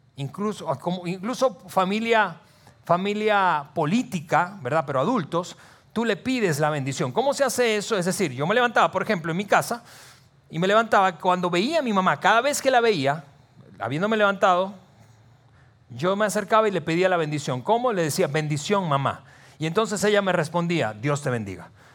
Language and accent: Spanish; Venezuela; moved away as an adult; now in Saltillo, Mexico; yo crecí en un país, en Venezuela, algunos de ustedes saben que soy eh, venezolano de nacimiento, mexicano eh, por naturalización. Ya tenemos 15 años casi viviendo aquí en, Saltillo